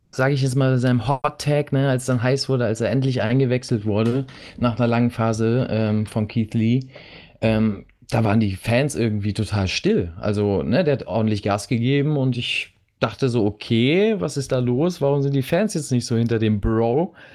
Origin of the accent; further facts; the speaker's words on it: Germany; bei uns in Deutschland